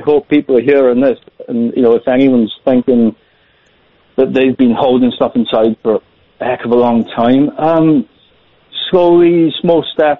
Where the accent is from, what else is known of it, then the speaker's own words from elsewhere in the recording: Wales, United Kingdom; accent: Welsh; If I can say, I work in Wales. My accent's a bit Welsh. I work for Welsh government.